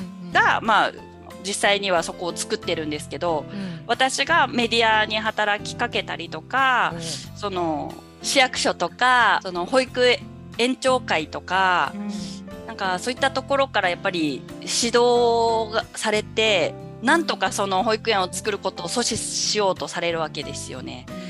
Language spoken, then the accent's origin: Japanese; Amakusa, Kumamoto, Japan; 養殖も男性しかいないですね私の地元に関しては